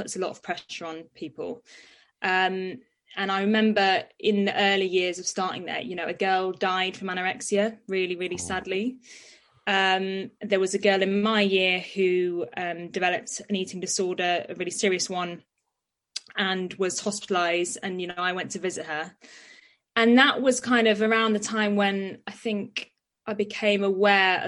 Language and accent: English; Nottinghamshire, East Midlands, United Kingdom; moved away as an adult; now in London, United Kingdom; I grew up in Nottinghamshire